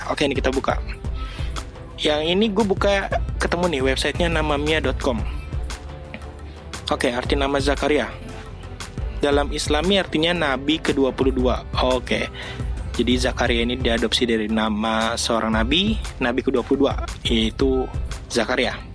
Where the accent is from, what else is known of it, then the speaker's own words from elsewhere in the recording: Jakarta, Indonesia; born there; Karena nyokap gue itu orang Bandung. Gitu. Dan gue lahir di Jakarta.